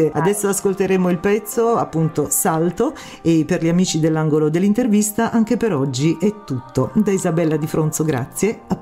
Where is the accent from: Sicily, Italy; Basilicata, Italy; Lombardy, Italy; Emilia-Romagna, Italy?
Basilicata, Italy; Matera; now in Rome, Italy; Io sono di Matera ma vivo a Roma.